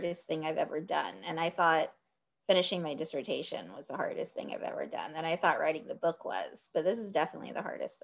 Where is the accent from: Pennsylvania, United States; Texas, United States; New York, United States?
Texas, United States; Dallas; I was born and raised in Dallas, Texas